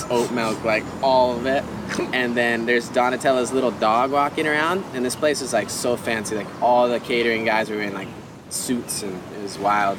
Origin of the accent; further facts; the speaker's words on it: Kauai, Hawaii, United States; we're obviously from Kauai